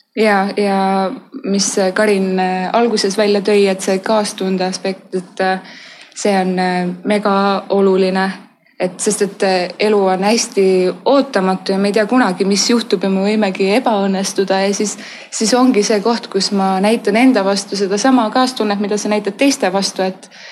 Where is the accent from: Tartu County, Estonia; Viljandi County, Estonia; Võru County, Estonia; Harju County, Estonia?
Harju County, Estonia; Tallinn; ma olen Tallinnast